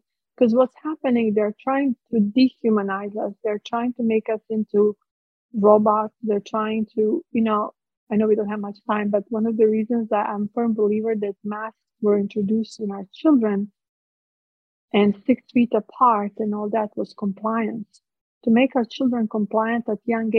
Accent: Split, Split-Dalmatia County, Croatia; English is a second language; moved away as an adult; now in United States; I was born in Split. I grew up in those ruins of the Ecclesian Palace

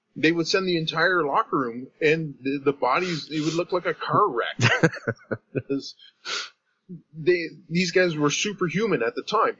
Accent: Canada; from being a Canadian

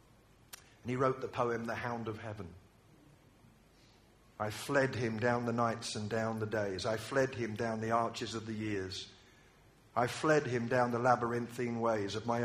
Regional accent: United Kingdom; I'm British

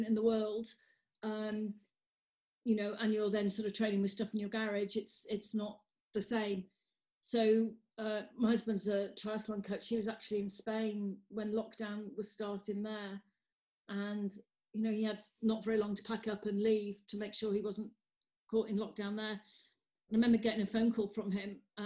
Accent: Wales, United Kingdom; I'm Welsh.

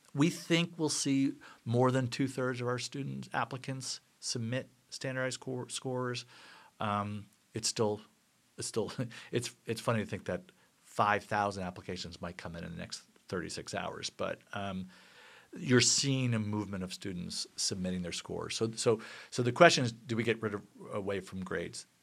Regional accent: New Jersey, United States; I'm from New Jersey

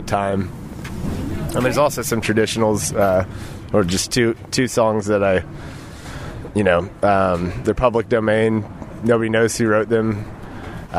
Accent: Austin, Texas, United States; also born or lived in New York; I'm a songwriter from Austin

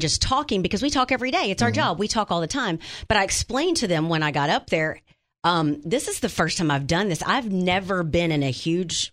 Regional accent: Wynne, Arkansas, United States; moved away; it's my hometown

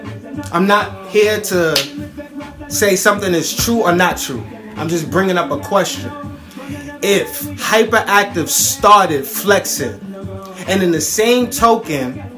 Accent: New York City, New York, United States; I'm from Flatbush

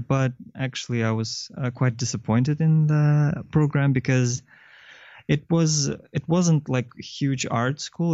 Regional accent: Kyrgyzstan; moved away as an adult; also born or lived in China; I'm from Kyrgyzstan originally, and then I went to university in China

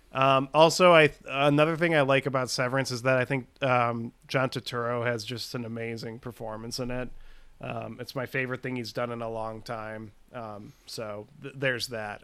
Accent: Chicago, Illinois, United States; I grew up in Chicago. So I feel like I'm a bad Chicagoan

